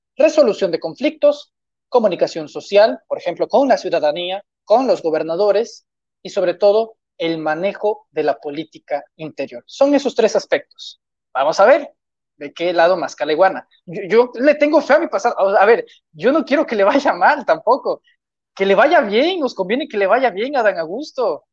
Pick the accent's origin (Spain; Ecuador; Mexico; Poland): Mexico; Tabasco; ni soy de Tabasco